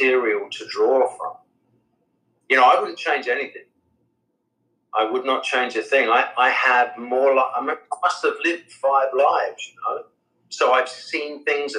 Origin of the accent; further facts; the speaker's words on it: England, United Kingdom; I'm English.